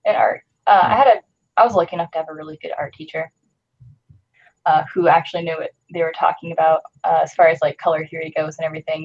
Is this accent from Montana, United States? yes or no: yes; Montana, United States; I grew up in Montana